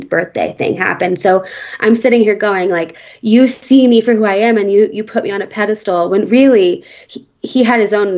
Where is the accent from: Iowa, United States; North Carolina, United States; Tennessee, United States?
Tennessee, United States; Nashville; now in Aspen, United States; I grew up in Nashville and I went to a Christian school